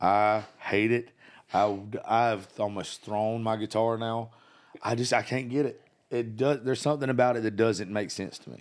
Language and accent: English; South Georgia, United States; I grew up in South Georgia.